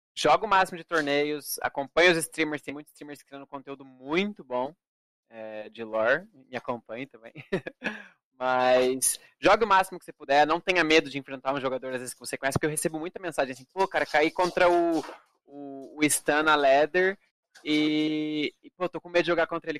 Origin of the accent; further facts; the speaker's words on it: Brazil; brasileiro representando na final